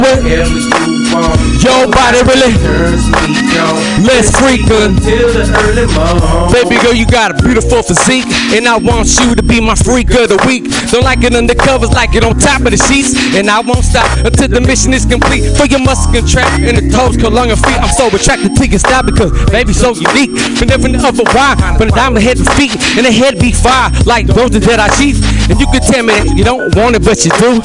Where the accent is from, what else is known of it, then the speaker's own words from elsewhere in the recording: San Jose, California, United States; I'm from the Bay Area right here, so you know what I'm saying? I'm from San Jose